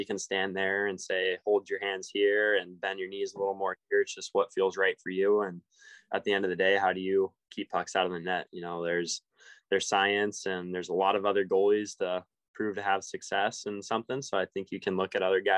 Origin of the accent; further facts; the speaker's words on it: Denver, Colorado, United States; now in Everett, United States; I grew up there